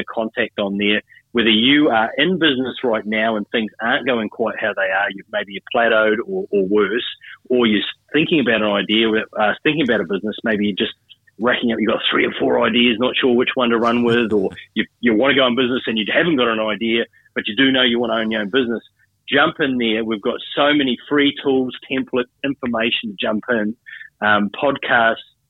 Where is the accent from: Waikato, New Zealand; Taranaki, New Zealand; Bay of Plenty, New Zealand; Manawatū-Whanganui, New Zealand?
Waikato, New Zealand; Hamilton; also born or lived in Auckland, New Zealand; now in Queensland, Australia; From New Zealand originally. Oh, so I was born in Auckland. I grew up in a small town called Hamilton